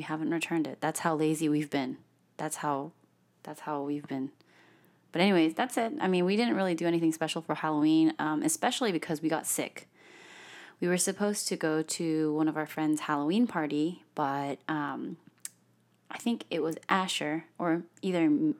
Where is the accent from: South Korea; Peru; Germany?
South Korea; first language English; It actually is, but I'm from Korea, so.